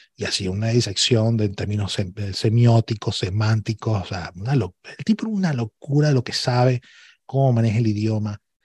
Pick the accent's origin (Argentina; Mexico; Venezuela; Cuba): Venezuela; moved away as an adult; now in Barcelona, Spain; yo soy venezolano